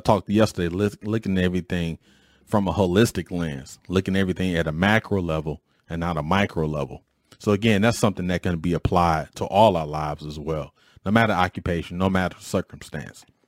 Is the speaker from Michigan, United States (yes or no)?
yes; Detroit, Michigan, United States; When I was growing up in Detroit